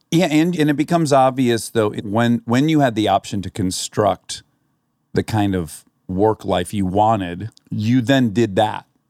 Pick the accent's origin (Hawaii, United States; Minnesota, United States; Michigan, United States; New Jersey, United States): Michigan, United States; I grew up in Michigan